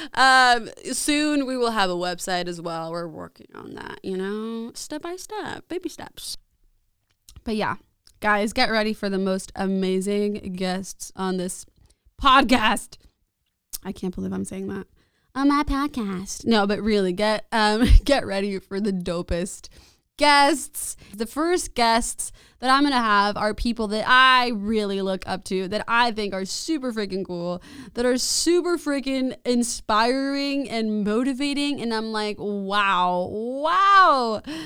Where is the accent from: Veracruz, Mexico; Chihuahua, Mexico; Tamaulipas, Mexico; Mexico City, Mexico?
Mexico City, Mexico; moved away as an adult; now in San Marcos, United States; I was born and raised there